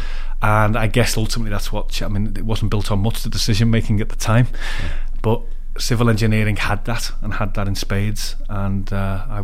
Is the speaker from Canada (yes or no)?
no; Liverpool, North West England, United Kingdom; also born or lived in Leeds; I'm from Liverpool, brought up there, schooled there and went to university in Leeds